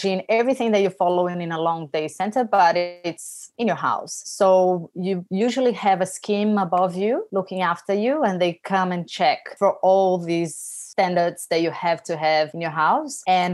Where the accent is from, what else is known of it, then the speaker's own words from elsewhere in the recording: Brazil; now in Australia; I am from Brazil. I moved here